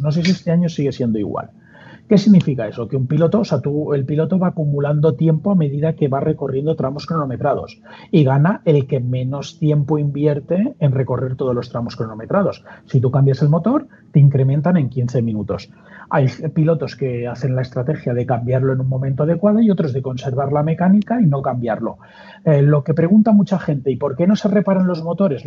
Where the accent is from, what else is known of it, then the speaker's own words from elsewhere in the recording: Mallorca, Balearic Islands, Spain; now in Madrid, Spain; soy de Mallorca